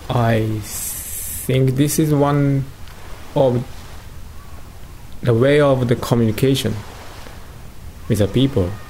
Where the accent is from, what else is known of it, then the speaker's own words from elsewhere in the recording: Gunma, Japan; I was born in Gunma